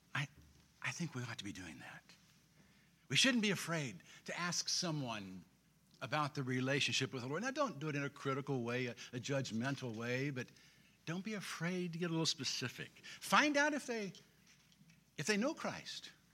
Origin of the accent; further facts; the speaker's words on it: Springfield, Illinois, United States; I grew up in Springfield